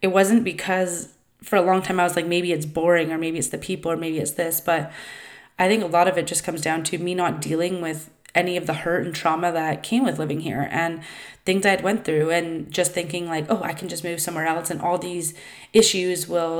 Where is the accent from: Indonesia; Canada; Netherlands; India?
Canada; Vancouver Island, British Columbia; I was raised on Vancouver Island from about age 7 till 19.